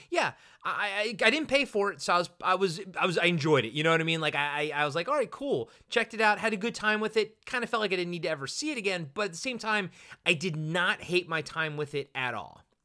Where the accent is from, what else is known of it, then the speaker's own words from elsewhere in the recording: Roanoke, Virginia, United States; I was born in Roanoke, Virginia